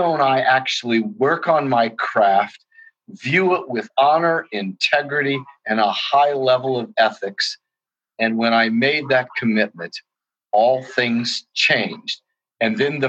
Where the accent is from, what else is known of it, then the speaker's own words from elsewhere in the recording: Indianapolis, Indiana, United States; also born or lived in Washington, D.C.; I'm from Indianapolis, Indiana, here in the Midwest.